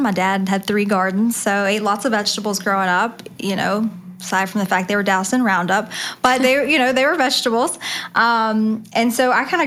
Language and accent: English; the South, United States; I'm from the South